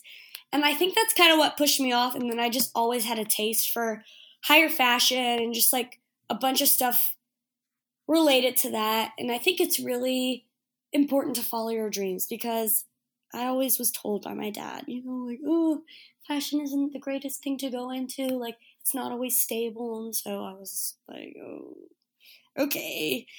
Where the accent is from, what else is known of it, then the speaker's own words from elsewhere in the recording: Destin, Florida, United States; moved away as an adult; now in Auburn, United States; You know, I grew up in Destin, Florida. So right by the beach, if you guys know where that is